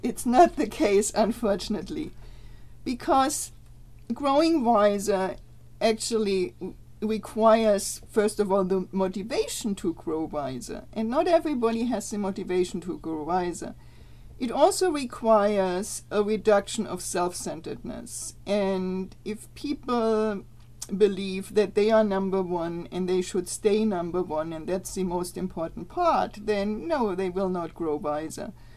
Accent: Germany; now in United States; I'm from Germany

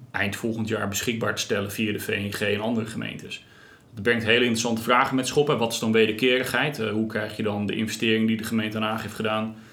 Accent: Krimpen aan den IJssel, South Holland, Netherlands; Ik zeg altijd, ik ben opgegroeid in Krimp aan IJssel.

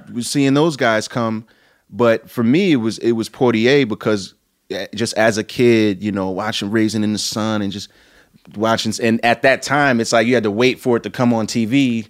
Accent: New York City, New York, United States; I'm from Brooklyn, New York

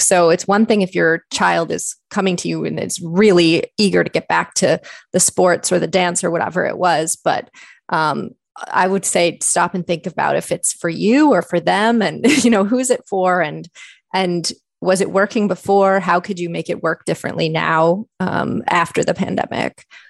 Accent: Michigan, United States; moved away as an adult; also born or lived in Ontario, Canada; now in Canada; I'm actually originally from Michigan, so I did my undergraduate work there

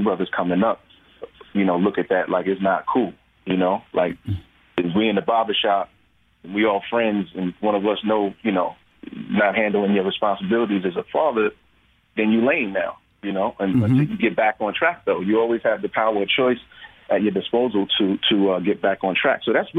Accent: New York, United States

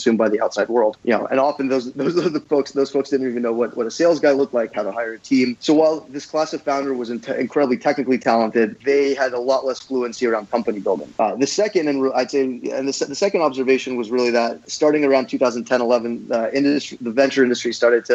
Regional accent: West Coast, United States; moved away as an adult; also born or lived in New York; being that I was from the West Coast, I decided to move back

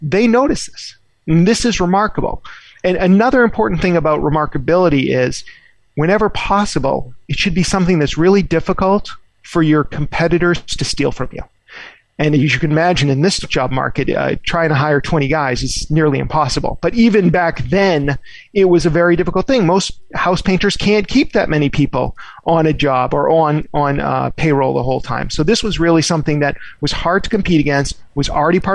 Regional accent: Boston, Massachusetts, United States; I grew up in the Boston area

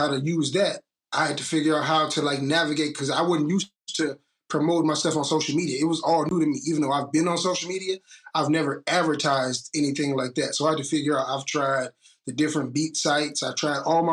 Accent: East Chicago, Indiana, United States; moved away as an adult; also born or lived in Gary, Indiana; now in Memphis, United States; I'm from East Chicago, Indiana. Grew up in Gary, Indiana every other weekend

